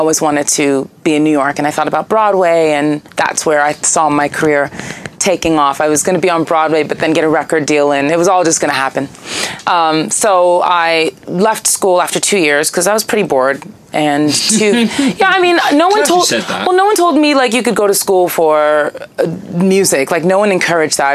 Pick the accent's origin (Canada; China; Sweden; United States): Canada; Toronto, Ontario; moved away; I'm from Toronto originally, so I did a lot of stuff in the Toronto music scene in my late teens